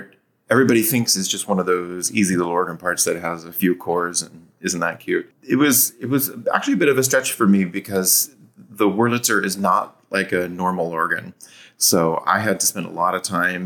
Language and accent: English; Seattle, Washington, United States; moved away as an adult; also born or lived in Columbus, Ohio; now in Savannah, United States; I'm actually from the Seattle area